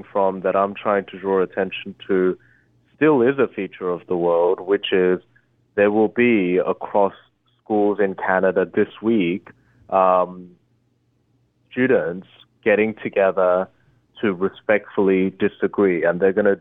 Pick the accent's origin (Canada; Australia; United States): Australia; English is a second language; also born or lived in Korea; I moved to Australia. I moved when I was 8, and I didn't speak English at the time